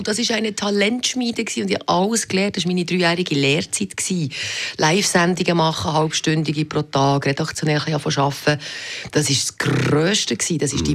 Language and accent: German; Meinisberg, Bern, Switzerland; born or raised there; moved away; also born or lived in Biel / Zurich